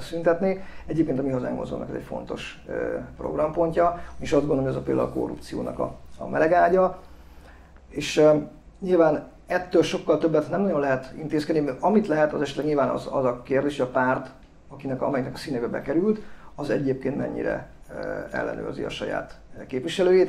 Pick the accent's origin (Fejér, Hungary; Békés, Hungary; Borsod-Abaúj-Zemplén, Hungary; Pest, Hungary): Borsod-Abaúj-Zemplén, Hungary; Miskolc; also born or lived in Eger; én Tőzsdökeres Miskolc vagyok, egy Miskolc Peretesen születtem, és jelenleg is